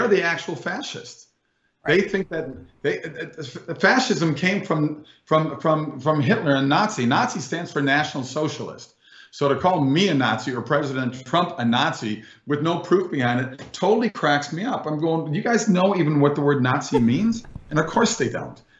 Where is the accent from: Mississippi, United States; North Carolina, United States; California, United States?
California, United States; moved away as an adult; now in Florida, United States; I'm from California. We left 2.5 years ago